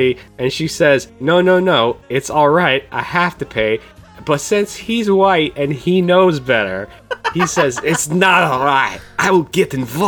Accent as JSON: {"language": "English", "region": "North Dakota", "country": "United States", "tie": "born there", "said": "Born in North Dakota. Can you not hear it in my accent?"}